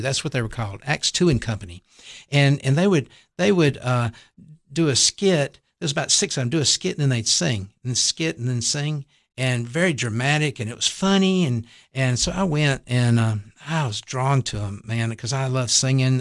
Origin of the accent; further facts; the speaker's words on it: Tylertown, Mississippi, United States; I grew up in a little town called Tylertown, Mississippi